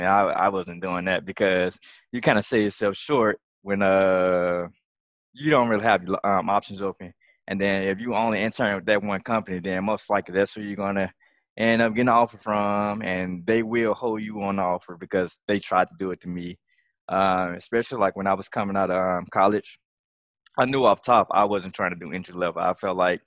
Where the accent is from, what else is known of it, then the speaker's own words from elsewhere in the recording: Mississippi, United States; I'm from Mississippi. Oh, that accent came out when I said